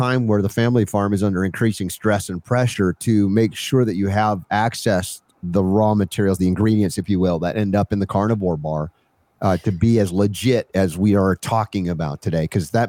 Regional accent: United States; growing up in America.

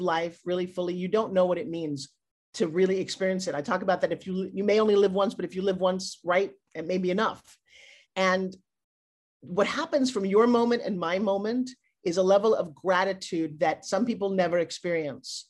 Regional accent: New York, United States; I'm from New York

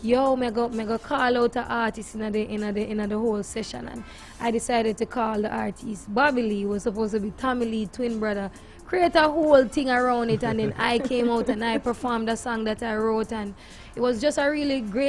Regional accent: Christiana, Manchester Parish, Jamaica; I was born and raised in Christiana, Manchester.

